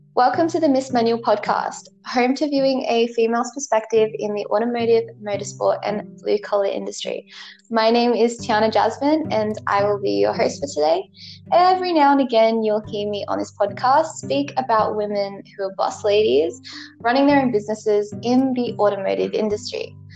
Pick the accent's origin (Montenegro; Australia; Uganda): Australia; I'm from Australia